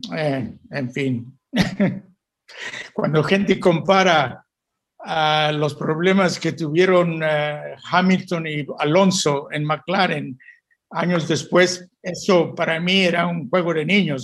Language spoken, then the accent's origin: Spanish; Mexico; moved away as an adult; also born or lived in England / Italy; como mexicano